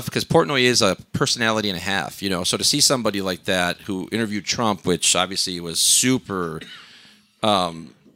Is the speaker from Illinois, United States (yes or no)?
yes; Melrose Park, Illinois, United States; also born or lived in Elmhurst, Illinois / Jalisco, Mexico (family); I grew up in Melrose Park, moved to Elmhurst